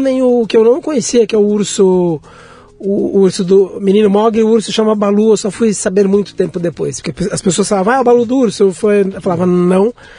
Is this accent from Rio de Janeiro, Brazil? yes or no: no; São Paulo, Brazil; eu morei até, até a fase até né, entrar na idade adulta na Liberdade